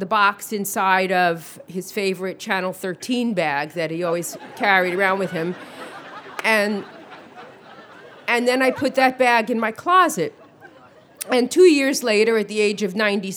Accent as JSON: {"language": "English", "town": "New York City", "region": "New York", "country": "United States", "tie": "born or raised there", "said": "I grew up in Brooklyn."}